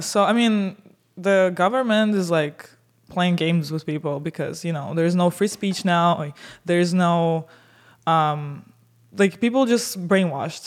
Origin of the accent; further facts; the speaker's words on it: Siberia, Russia; now in United States; I'm Russian from Siberia